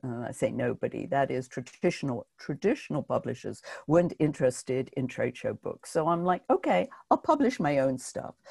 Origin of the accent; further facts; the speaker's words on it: United Kingdom; now in New York, United States; being British